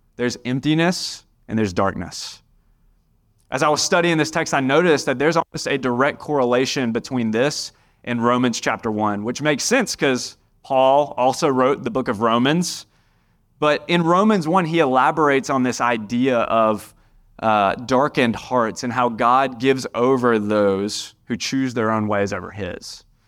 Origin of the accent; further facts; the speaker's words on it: Indian Trail, North Carolina, United States; I'm from Union County. I grew up right down the road in Indian Trail